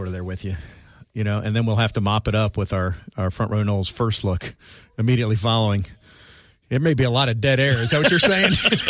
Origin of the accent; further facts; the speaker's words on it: South Florida, United States; When I was growing up in South Florida